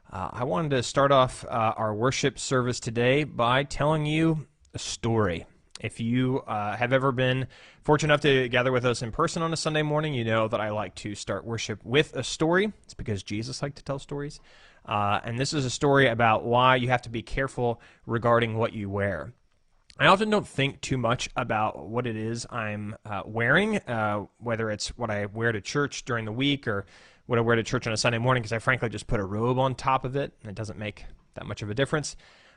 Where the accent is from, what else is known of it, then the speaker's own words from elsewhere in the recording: Woodbridge, Virginia, United States; I said, "Actually, I'm not a pastor here. I'm a pastor from Woodbridge, Virginia."